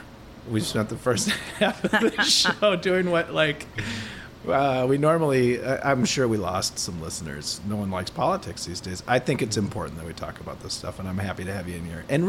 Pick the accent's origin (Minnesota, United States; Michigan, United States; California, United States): Minnesota, United States; also born or lived in Portland; I was born in Portland, but I'm from Minnesota